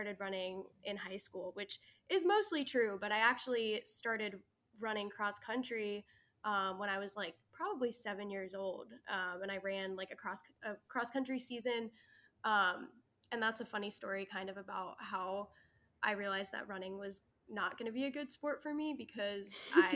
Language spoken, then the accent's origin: English; New York, United States; I'm from New York, which New York is like a huge running state.